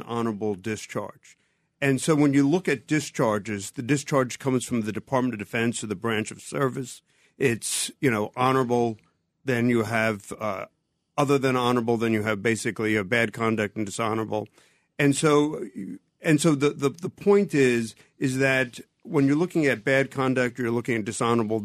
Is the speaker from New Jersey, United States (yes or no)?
yes; New Jersey, United States; I'm from Jersey